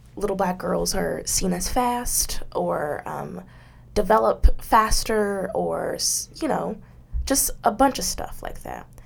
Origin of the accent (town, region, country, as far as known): United States